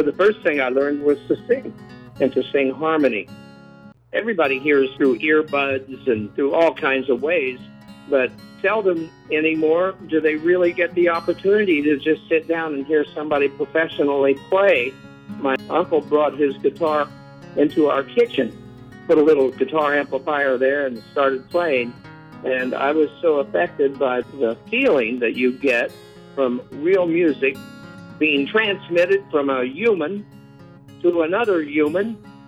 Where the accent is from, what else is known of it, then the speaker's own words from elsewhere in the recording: Fort Recovery, Ohio, United States; Ohio. I was born in a little town called Fort Recovery, and we were actually so near the railroad that we could hear the trains coming.